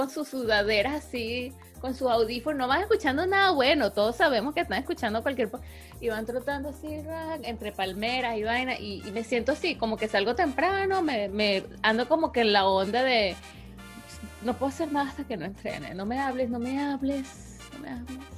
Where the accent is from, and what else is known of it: Villa de Cura, Aragua, Venezuela